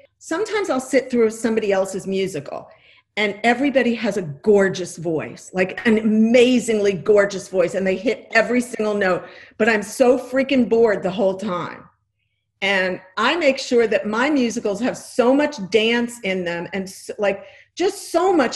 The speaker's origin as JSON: {"language": "English", "region": "New York", "country": "United States", "tie": "born or raised there", "said": "I grew up in New York in a Jewish household"}